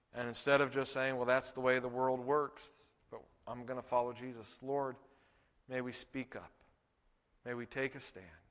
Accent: Texas, United States; We're from Texas

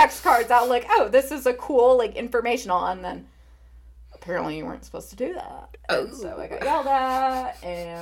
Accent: Michigan, United States; my home state

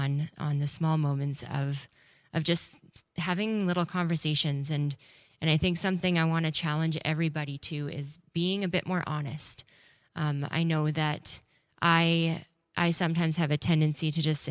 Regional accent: Winnipeg, Manitoba, Canada; I grew up in Winnipeg

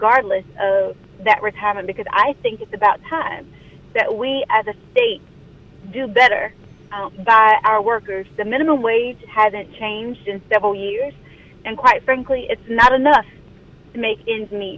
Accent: Pender County, North Carolina, United States; now in Wake County, North Carolina, United States; I'm born and raised in Pender County, although I live in Wake County.

